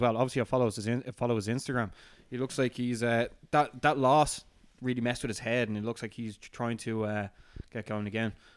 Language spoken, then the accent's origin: English; Ireland; as an Irishman